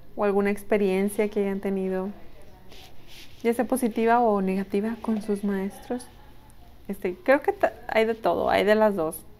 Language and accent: Spanish; Mexico; Somos mexicanos